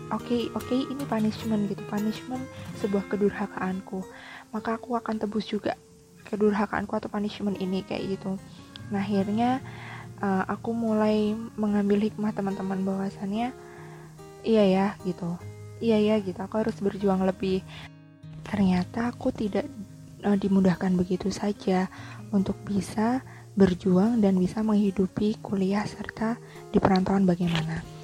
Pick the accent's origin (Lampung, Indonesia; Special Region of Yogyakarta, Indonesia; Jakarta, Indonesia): Special Region of Yogyakarta, Indonesia; Yogyakarta; aku PP Jogja daerah asalku itu sampai PP seharian jadi berangkat kuliah pagi kemudian sore pulang ke rumah